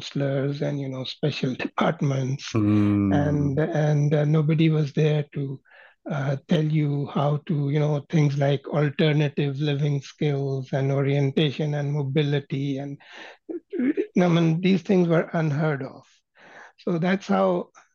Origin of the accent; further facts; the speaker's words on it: Pakistan; moved away as an adult; also born or lived in Scotland / Saudi Arabia; now in Canada; I was raised in Pakistan